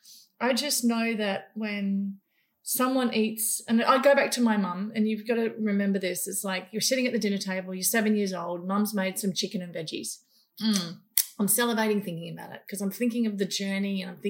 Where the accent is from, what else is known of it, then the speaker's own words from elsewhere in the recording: Papua New Guinea; moved away; also born or lived in Indonesia; I grew up in New Guinea killing animals.